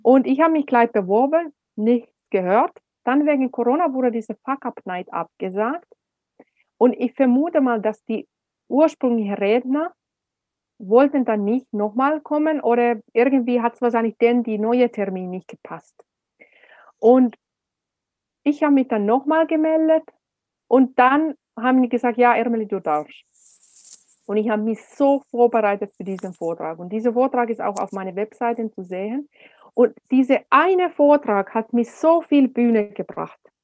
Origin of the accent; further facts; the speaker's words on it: Finland; German is a second language; also born or lived in Swabia, Germany; now in Germany; Als Finnin in Deutschland